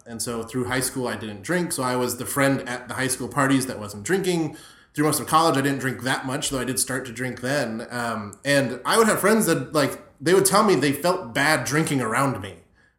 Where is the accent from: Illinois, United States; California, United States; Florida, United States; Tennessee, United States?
Florida, United States; You're starting to remind me, like, my high school experiences where I grew up in South Florida, and it was like, we're all going to the Everglades to drink